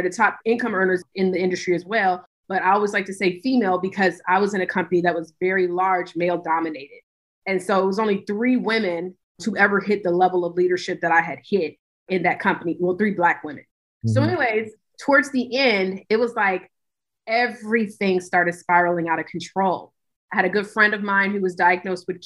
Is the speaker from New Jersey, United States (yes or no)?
no; Hampton, Virginia, United States; I'm originally from Virginia. Hampton, Virginia is where I started my journey to entrepreneurship